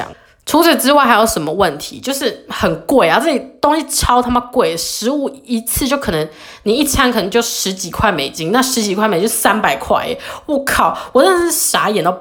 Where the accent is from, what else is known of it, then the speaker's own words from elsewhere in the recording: Taiwan; moved away as an adult; now in United States; 我又是从小在就是台湾长大的人